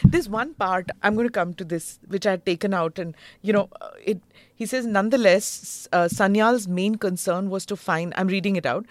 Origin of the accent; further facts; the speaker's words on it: Mumbai, Maharashtra, India; I was born there in Navy Nagar.